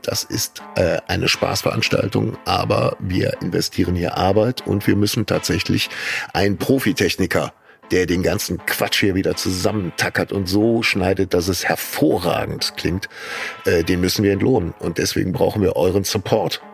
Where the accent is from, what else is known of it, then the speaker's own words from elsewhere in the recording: Kleve, North Rhine-Westphalia, Germany; bei uns in Kleve